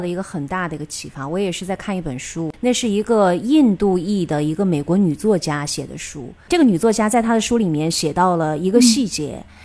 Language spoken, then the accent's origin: Chinese; China; 我们中国人